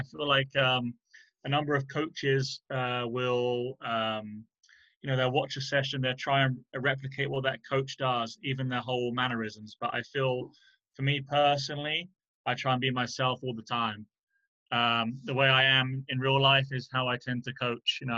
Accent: Chichester, South East England, United Kingdom; moved away; I'm from Chichester

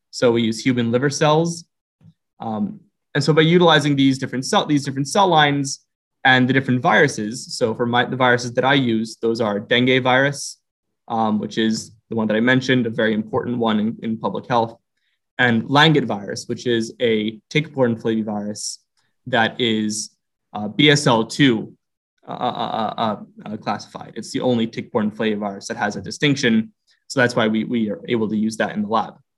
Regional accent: Philadelphia, Pennsylvania, United States; I was born and raised in Philadelphia um, in a neighborhood there called Roxborough

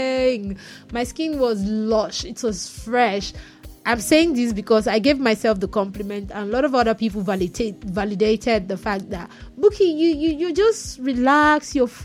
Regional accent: Nigeria; I'm a Nigerian.

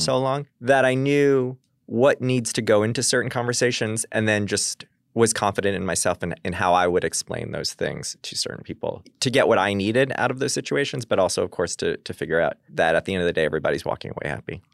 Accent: Long Island, New York, United States; I'm from Long Island

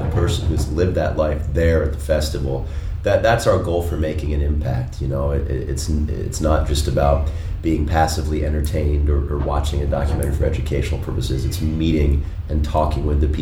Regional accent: Washington, District of Columbia, United States; now in Denver, United States; I grew up in the Washington, D.C. area.

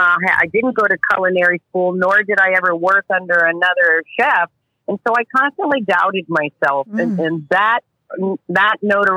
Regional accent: New Jersey, United States; moved away as an adult; now in Florida, United States; I grew up in New Jersey, and I could only fish there pretty much in the summer through the fall.

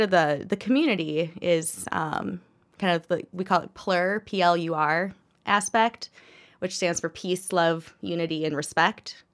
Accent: Minnesota, United States; also born or lived in Kalamazoo, Michigan / Fargo, North Dakota; I have lived in Minnesota most of my life. Um, born in Michigan, moved here when I was six. Then uh, left, spent about eight years in Fargo, North Dakota

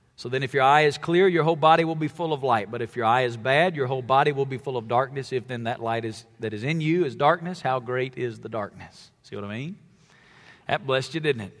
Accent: Alabama, United States; I grew up in Alabama

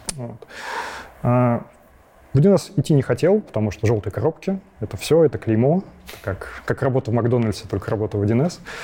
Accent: Krasnogorsk, Moscow Oblast, Russia; also born or lived in Lyubertsy; я из Подмосковья. Вот, изначально родился я в городе Люберцы, но потом через какое-то время переехал в Красногорск. Вот, и живу сейчас тоже в Красногорске.

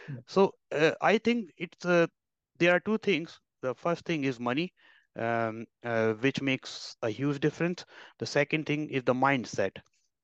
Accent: India; also born or lived in Ireland

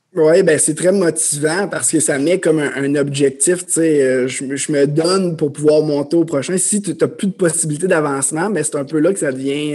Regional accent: Amos, Quebec, Canada; moved away as an adult; je suis un, jeune homme originaire de l'Abitibi-Témiscamingue. Donc, euh, je viens d'Amos. j'ai grandi là, mes parents viennent de là

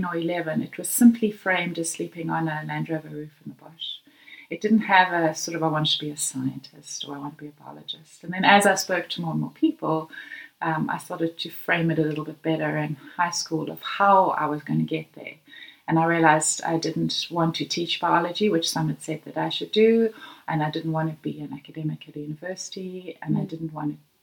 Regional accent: Johannesburg, Gauteng, South Africa; now in Greyton, South Africa; I was born in Johannesburg in 1969

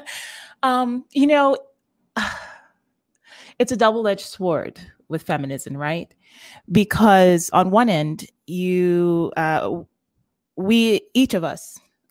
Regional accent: New York City, New York, United States; now in Los Angeles, United States; I am born and raised in Brooklyn, New York, live in Los Angeles, California

